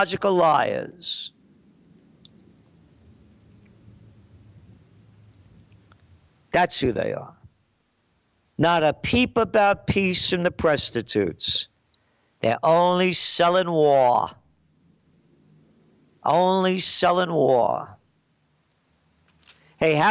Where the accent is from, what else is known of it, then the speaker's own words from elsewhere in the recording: New York City, New York, United States; also born or lived in Yonkers, New York; I grew up in the Bronx, and then we moved to Yonkers